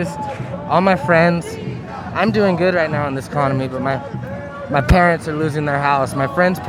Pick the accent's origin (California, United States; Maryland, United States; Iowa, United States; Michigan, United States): California, United States; Riverside; I'm from Riverside